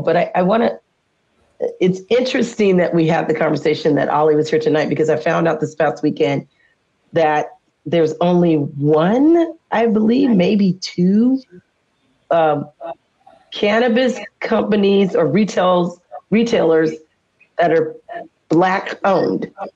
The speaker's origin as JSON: {"language": "English", "region": "California", "country": "United States", "moved": "yes", "lives_now": "Washington, United States", "said": "I'm from California"}